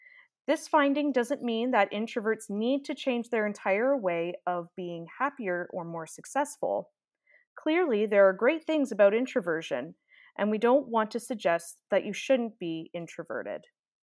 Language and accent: English; Ireland; an Irish accent always gets me. I don't know if it's just because I'm Irish